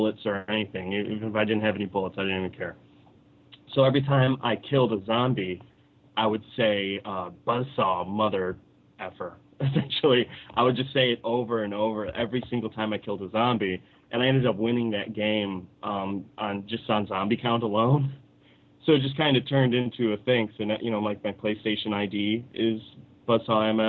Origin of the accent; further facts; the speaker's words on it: Detroit, Michigan, United States; also born or lived in Southwest Florida; now in Florida, United States; I grew up in Detroit, and I lived behind a comic shop